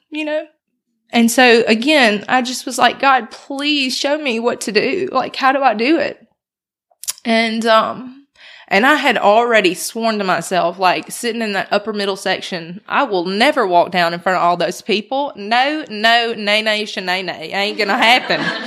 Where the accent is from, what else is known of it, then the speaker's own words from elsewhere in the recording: Brandon, Mississippi, United States; now in Oxford, United States; I'm from Brandon, by the way. So I grew up in Brandon, went to high school out there at Northwest.